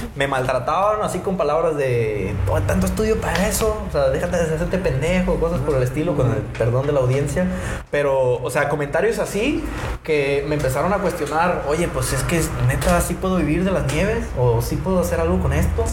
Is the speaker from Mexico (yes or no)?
yes; Ixtlán, Mexico; moved away; yo vengo de Ixtlán